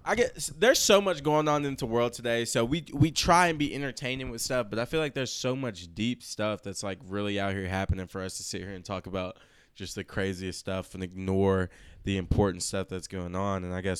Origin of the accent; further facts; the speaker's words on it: Lexington, Kentucky, United States; we're from Lexington, Kentucky, a town that's looked down upon